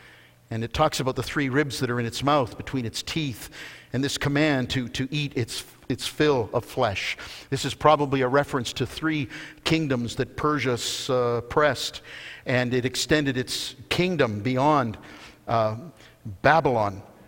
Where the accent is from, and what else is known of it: Canada